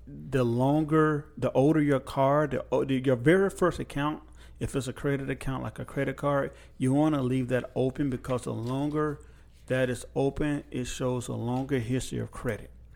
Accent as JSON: {"language": "English", "country": "United States"}